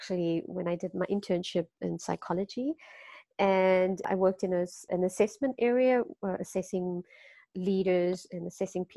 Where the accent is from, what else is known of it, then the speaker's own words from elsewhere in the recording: Durban, KwaZulu-Natal, South Africa; moved away as an adult; also born or lived in Cape Town, South Africa; now in Netherlands; I'm from South Africa, like I said. I grew up also in a very close-knit community in Durban